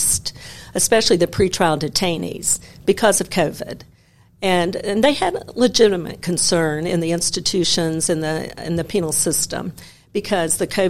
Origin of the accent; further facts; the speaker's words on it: Memphis, Tennessee, United States; I was born and raised in Memphis.